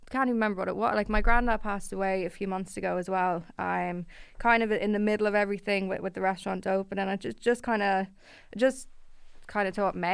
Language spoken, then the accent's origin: English; Blanchardstown, County Dublin, Ireland; really it was really nice as well that that Castleknock was their second occasion because I'm obviously I'm from Blanchardstown.